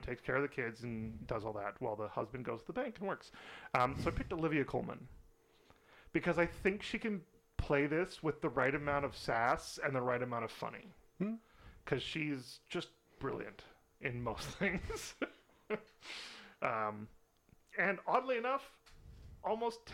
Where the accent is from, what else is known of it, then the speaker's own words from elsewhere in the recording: United Kingdom; We're British